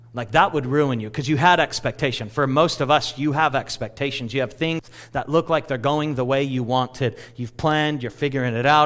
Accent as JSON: {"language": "English", "region": "California", "country": "United States", "tie": "born or raised there", "said": "all of us that were born and raised in California"}